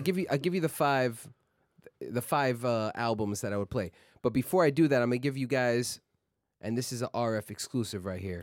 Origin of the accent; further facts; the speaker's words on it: New York City, New York, United States; I was born in Queens, grew up in Queens